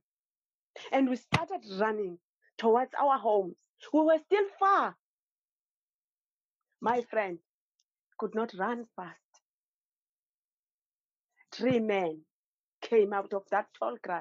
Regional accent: Eastern Cape, South Africa; now in Cape Town, South Africa; I grew up in the Eastern Cape. It's one of the provinces in South Africa.

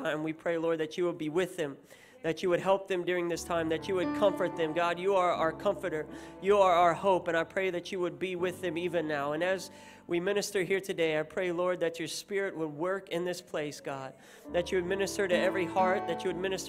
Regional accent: United States; now in Australia; I am American, but don't let that put you off, because I'm also Australian. I'm a dual citizen

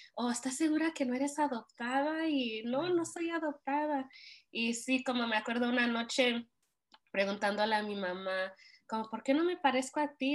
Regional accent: Montebello, California, United States; crecí en Montevideo, California, donde la mayoría son hispanos

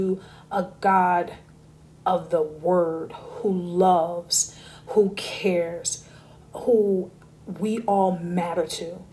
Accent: Newark, New Jersey, United States; moved away; also born or lived in Vermont; I was born in Newark, raised in Jersey, half my childhood

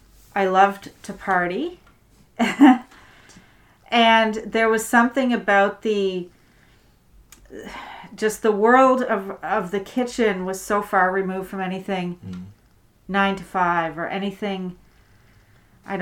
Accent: Prince Edward Island, Canada; also born or lived in Alert Bay, British Columbia; now in Toronto, Canada; I was born in Alert Bay in British Columbia. {S2} Cool. {S3} And I grew up in Prince Edward Island. And I moved to Toronto on September 11th.

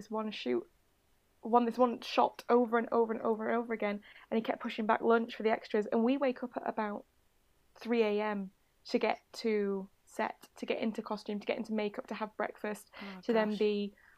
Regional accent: Yorkshire and the Humber, United Kingdom; moved away; also born or lived in Cornwall / Japan / Malta; I am a Yorkshire lass

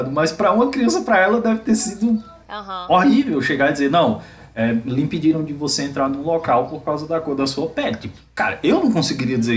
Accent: Salvador, Bahia, Brazil; Principalmente porque eu sou de Salvador, então é um lugar onde tem muitos negros, é uma cidade é, é, conhecida né, pela população negra e tal.

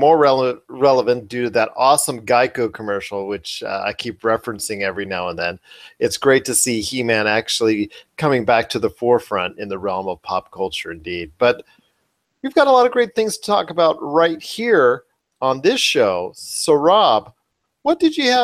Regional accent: Las Vegas, Nevada, United States; I'm from Vegas

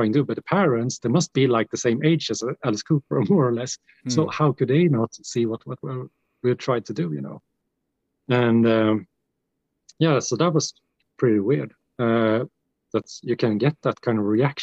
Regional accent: Gävle, Gävleborg County, Sweden; also born or lived in Gothenburg; we got like big festivals here in my hometown here that plays like black metal bands and death metal bands. The Gävle Metal, it's called Gävle Metal Festival

